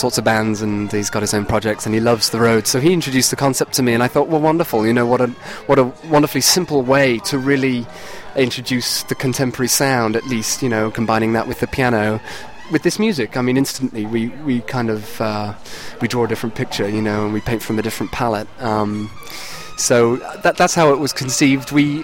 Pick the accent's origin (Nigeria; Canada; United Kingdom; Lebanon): United Kingdom; Cheltenham, South West England; now in Boston, United States; my hometown of Cheltenham